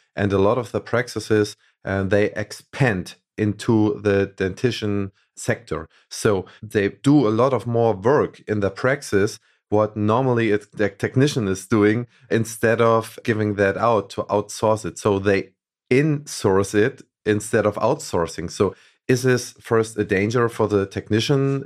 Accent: Hamburg, Germany; Hamburg, where we come from

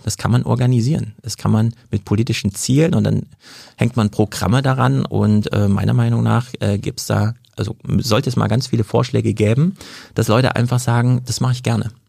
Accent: Jena, Thuringia, Germany; now in Frankfurt, Germany; Ich komme aus Jena, mhm. aus Thüringen. Ich bin also auch so ein ostdeutscher Flüchtling

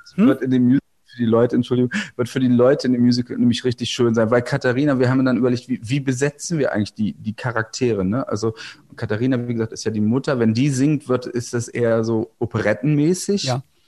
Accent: Goslar, Lower Saxony, Germany; moved away; also born or lived in Berlin; ich bin ja am Harz aufgewachsen oder am Harz, wie man sagen, also in der Kleinstadt Goslar, das ist im Westharz

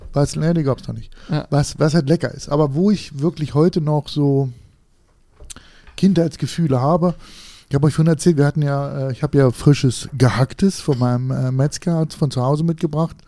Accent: Harz, Germany; ich komme aus dem Harz

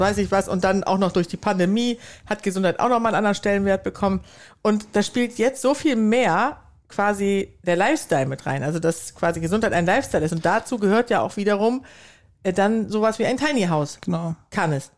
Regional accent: Sweden; now in Germany; ich komme ja nicht nur aus Schweden, sondern bin auch noch auf dem Land aufgewachsen

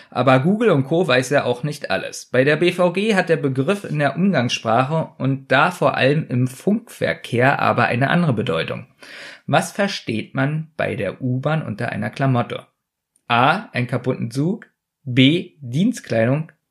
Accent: Berlin, Germany; Ich bin am Südstern

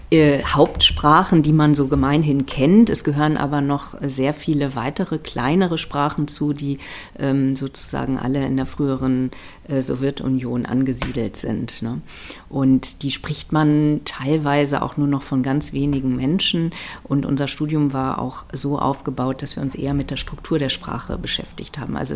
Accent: Bonn, North Rhine-Westphalia, Germany; also born or lived in Münster / Hamburg; Äh, ich bin wirklich erst später hier in den Norden hochgezogen. Ich komme ursprünglich aus Bonn und habe dann in Münster und Hamburg studiert und bin dann an, am Ende tatsächlich auch der Liebe willen ähm, noch weiter in den Norden gekommen

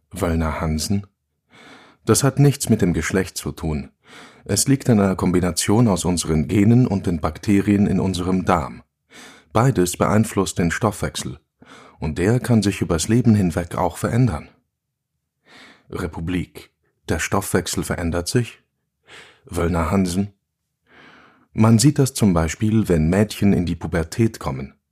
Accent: Basel, Basel-Stadt, Switzerland; Hier hoch kamen wir mit dem Hund spazieren, als ich noch ein Kind war. Ich bin unten im Tal aufgewachsen, im Arbeiterquartier am Fuß vom Bruderholz.

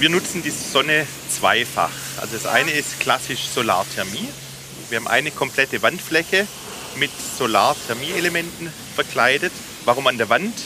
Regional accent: Rems Valley, Swabia, Baden-Württemberg, Germany; accent: Swabian; Im Schwabeländle, im Remstal

